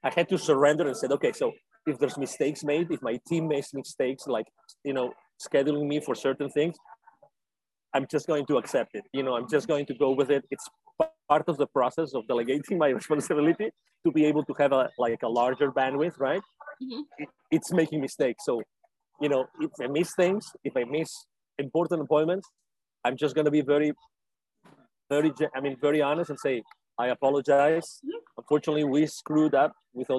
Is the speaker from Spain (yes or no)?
yes; Spain; English is a second language; moved away as an adult; also born or lived in Latin America / Mexico; now in United States; So I lived in Latin America myself, although I'm originally from Spain. I lived in Latin America for 10 years